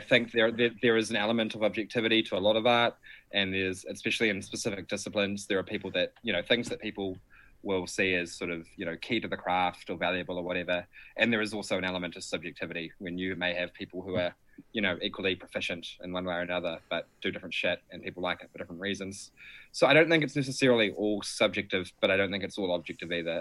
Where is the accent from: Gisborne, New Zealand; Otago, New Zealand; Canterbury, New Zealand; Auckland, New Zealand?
Canterbury, New Zealand; Timaru; now in Wellington, New Zealand; growing up in Timmers, like, Christchurch was always the big city